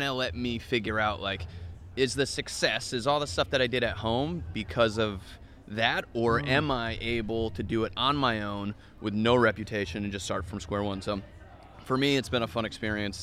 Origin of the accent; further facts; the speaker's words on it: Connecticut, United States; moved away as an adult; also born or lived in San Antonio, Texas; I'm from Connecticut